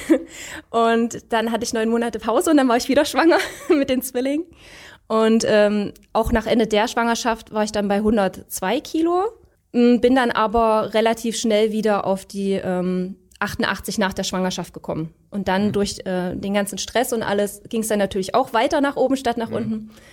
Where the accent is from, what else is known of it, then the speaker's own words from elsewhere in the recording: Leipzig, Saxony, Germany; komme aus Leipzig